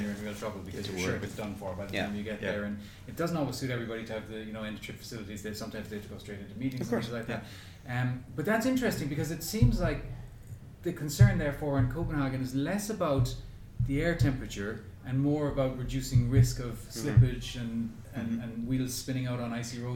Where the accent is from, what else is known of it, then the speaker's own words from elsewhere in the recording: Cork, Munster, Ireland; now in Brisbane, Australia; And I grew up in Cork in Ireland, which is a very wet and cold place.